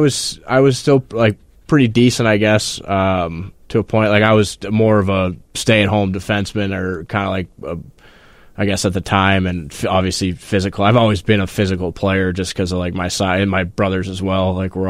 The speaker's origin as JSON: {"language": "English", "town": "Falmouth", "region": "Massachusetts", "country": "United States", "tie": "born or raised there", "said": "Falmouth, Massachusetts is where I grew up mostly."}